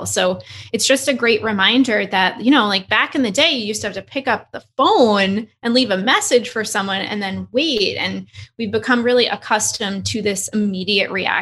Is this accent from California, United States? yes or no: no; New York, United States; I'm from New York